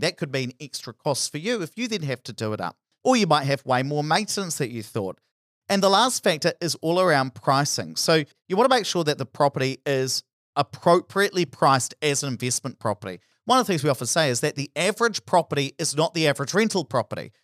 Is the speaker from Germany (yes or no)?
no; Hawera, Taranaki, New Zealand; my hometown of Harbido, which was very reliant on dairy